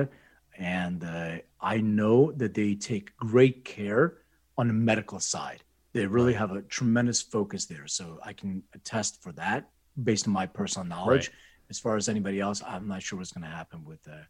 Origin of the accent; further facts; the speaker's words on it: Lithuania; moved away; I was born in Lithuania